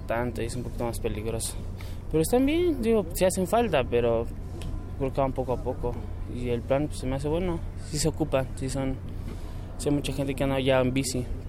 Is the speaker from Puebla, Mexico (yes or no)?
no; Mexico City, Mexico; Yo vengo del oriente, soy de Iztapalapa